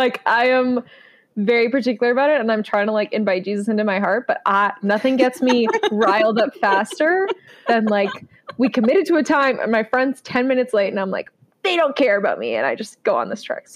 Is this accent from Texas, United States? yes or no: no; Elmira, New York, United States; I grew up in Elmira.